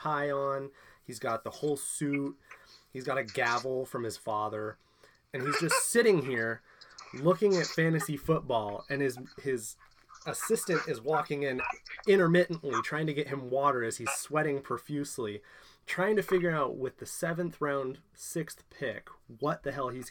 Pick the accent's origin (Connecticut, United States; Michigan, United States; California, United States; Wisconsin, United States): California, United States; Bay Area; I was born and raised in the Bay Area